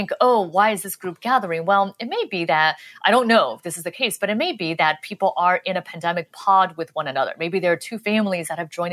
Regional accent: Los Angeles, California, United States; moved away; I'm from I grew up in Los Angeles

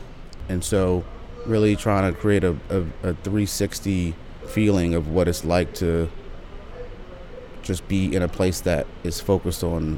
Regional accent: Washington, District of Columbia, United States; also born or lived in New York; Yeah, I grew up in Deanwood in Northeast.

